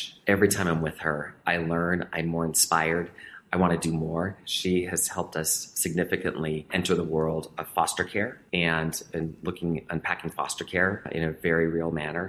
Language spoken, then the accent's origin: English; Helena, Montana, United States; So being born and raised in Montana, I was surrounded by country music.